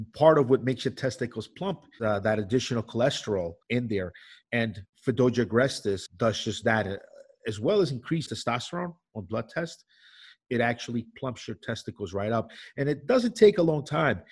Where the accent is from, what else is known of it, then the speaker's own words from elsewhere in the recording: New York, United States; I grew up in New York